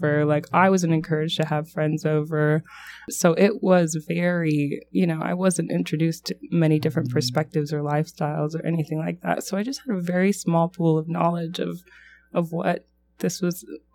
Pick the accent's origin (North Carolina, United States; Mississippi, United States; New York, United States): North Carolina, United States; So growing up out east, I grew up in North Carolina, and there aren't many other LDS members there